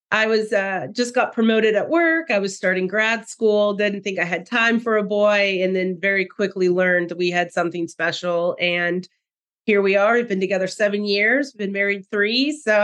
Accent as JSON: {"language": "English", "area": "just west of Lincoln", "region": "Nebraska", "country": "United States", "tie": "born or raised there", "moved": "as an adult", "lives_now": "Arkansas, United States", "said": "I grew up in Nebraska, of all places. Grew up just west of Lincoln on a registered Angus operation."}